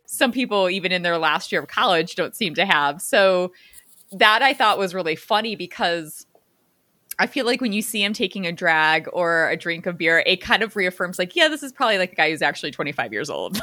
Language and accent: English; Chicago suburbs, Illinois, United States; I grew up in the Chica, Chicago suburbs